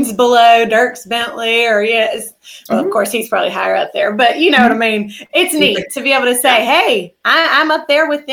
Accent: South Mississippi, United States; now in Covington, Louisiana, United States; I grew up in South Mississippi

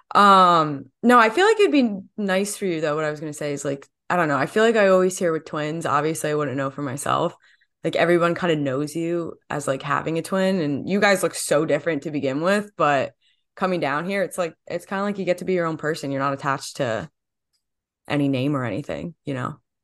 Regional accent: New Jersey, United States; growing up in New Jersey and then going to Rutgers

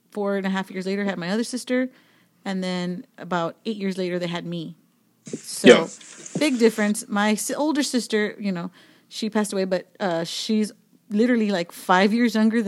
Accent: Laredo, Texas, United States; now in San Antonio, United States; And I'm from Laredo.

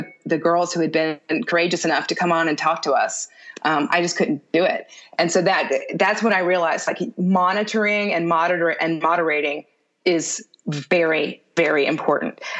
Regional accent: Houston, Texas, United States; moved away; also born or lived in New York; I grew up in Houston

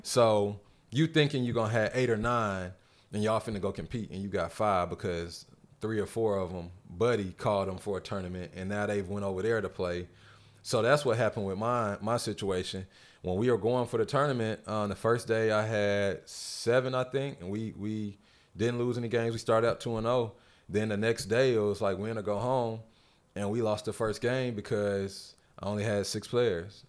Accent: North Carolina, United States; now in Atlanta, United States; I'm from North Carolina

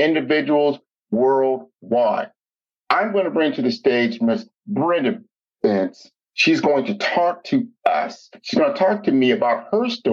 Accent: Omaha, Nebraska, United States; I'm from Omaha, Nebraska

